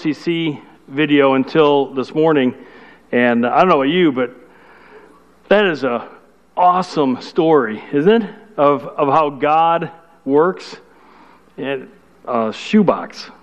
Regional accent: Chicago, Illinois, United States; I'm from Chicago

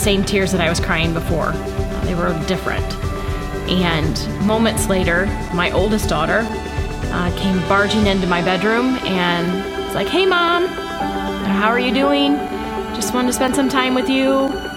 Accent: Kansas, Ohio, United States; I grew up in Kansas, Ohio

